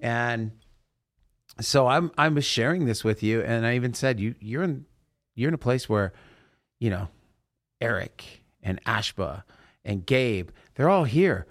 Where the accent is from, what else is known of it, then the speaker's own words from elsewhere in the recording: Salem, Oregon, United States; moved away; do I get to go to my hometown, I don't know if I told you this, Chase, but I got to go into the Elsinore Theater where I saw Grease play